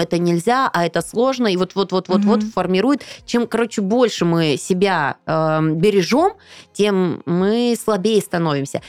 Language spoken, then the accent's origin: Russian; Siberia, Russia; Я же из Сибири